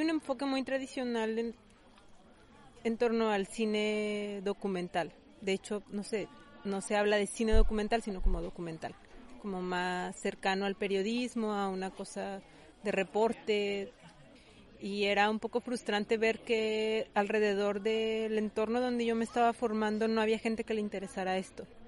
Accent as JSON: {"language": "Spanish", "region": "Zacatecas", "country": "Mexico", "moved": "as an adult", "said": "Igual de donde yo vengo en Zacatecas"}